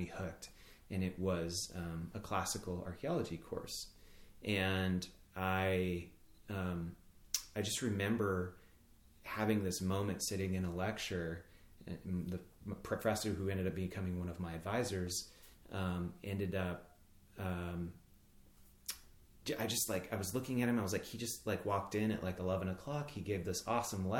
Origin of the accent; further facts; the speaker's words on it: Boise, Idaho, United States; moved away as an adult; also born or lived in Maine; I grew up in Boise, Idaho